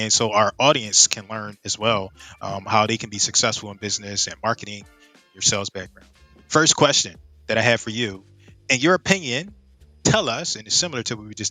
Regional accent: Philadelphia, Pennsylvania, United States

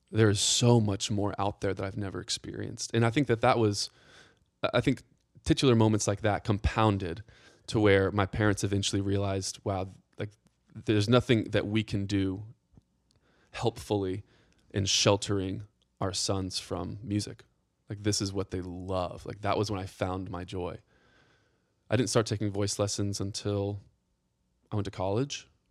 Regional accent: Atlanta, Georgia, United States; also born or lived in Carnesville, Georgia; I'm from Atlanta. Yep. I, I grew up outside the city first ten years, and then my dad wanted land, and so he moved the entire family up to Northeast Georgia

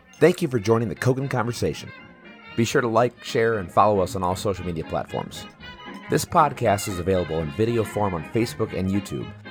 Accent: Wisconsin, United States; I'm from Wisconsin

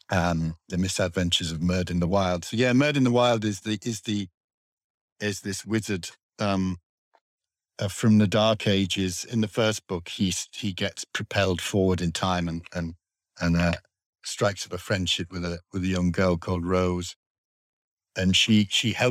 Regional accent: Darlington, North East England, United Kingdom; they would, were from where I was from for a start, like Darlington, and so they had my accent, you know, uh, my accent's fading now

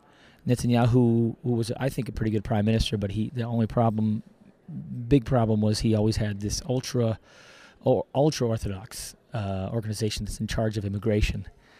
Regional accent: United States; moved away as an adult; now in Israel; I'm, according to Israeli law, I'm an Israeli born abroad. Even though I was born in the States, I was able to get my citizenship automatically.

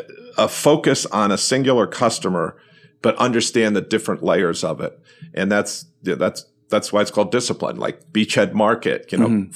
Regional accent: New York, United States; I'm a New Yorker.

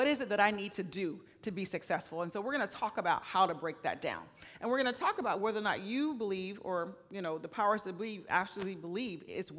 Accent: Florida, United States; now in Oregon, United States; I'm from Florida

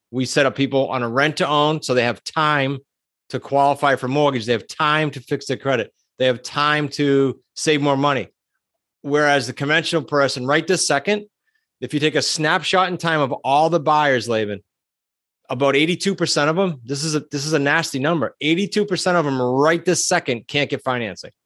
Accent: New England, United States; I'm from New England, that we tend to be super blunt

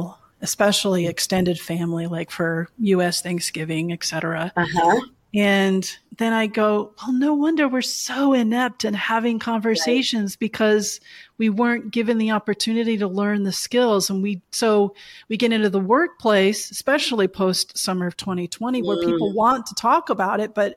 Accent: Pacific Northwest, United States; also born or lived in Portland, Oregon / Spokane, Washington / Yakima, Washington; I do consider myself a Northwest girl

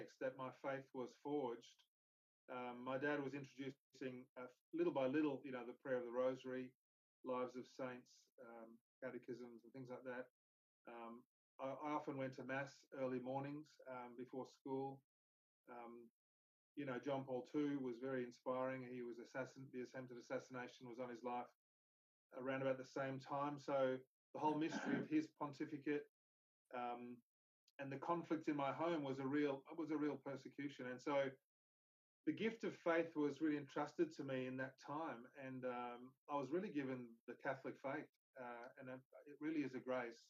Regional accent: Brisbane, Queensland, Australia; also born or lived in Pietermaritzburg, South Africa; I grew up in Brisbane primarily

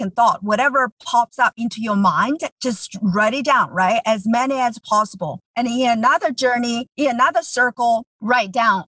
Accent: China; English is a second language; moved away as an adult; now in United States; I grew up in China. I moved here 20 years ago.

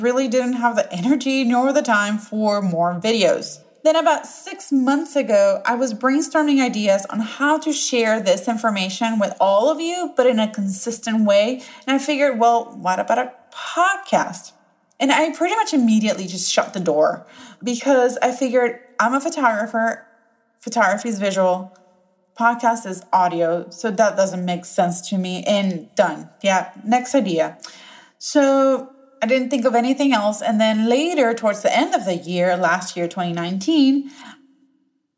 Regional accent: Puerto Rico; first language Spanish; English is a second language; now in Raleigh, United States; I was born and bred in Puerto Rico

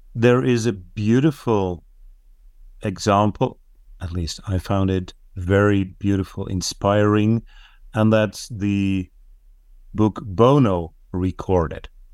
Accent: Netherlands; first language Dutch; English is a second language; my native tongue, Dutch

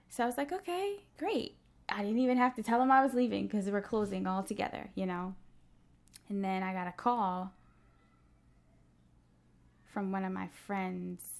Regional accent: Minnesota, United States; Yeah, I'm from Minnesota.

